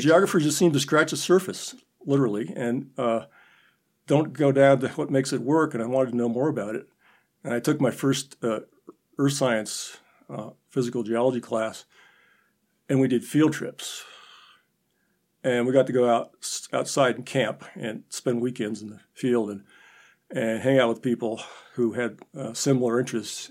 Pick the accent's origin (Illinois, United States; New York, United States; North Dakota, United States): North Dakota, United States; Minot; moved away as an adult; also born or lived in Nebraska; now in Chadron, United States; I grew up in North Dakota, um, Minot.